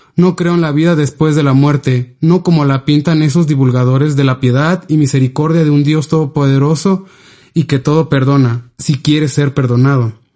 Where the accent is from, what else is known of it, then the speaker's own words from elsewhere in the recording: Ixhuatán, Oaxaca, Mexico; moved away; específicamente en Ixhuatán, que es el lugar de donde soy proveniente